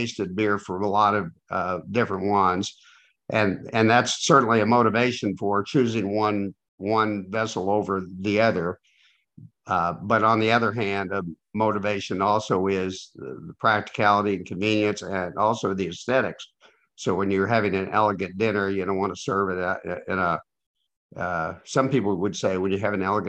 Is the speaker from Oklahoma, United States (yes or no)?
yes; Oklahoma, United States; now in Seattle, United States; I grew up in Oklahoma, where we had prohibition until I was in high school